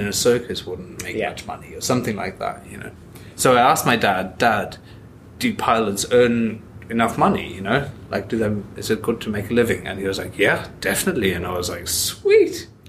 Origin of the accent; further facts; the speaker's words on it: Germany; also born or lived in Australia / Ireland; now in Scotland, United Kingdom; So, I was born in Australia, but I grew up in Germany.